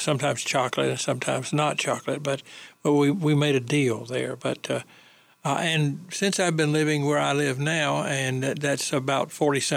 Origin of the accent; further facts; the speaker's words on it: eastern North Carolina, United States; Mayola, I think, was a dairy that distributed milk in my hometown, and it was common in eastern North Carolina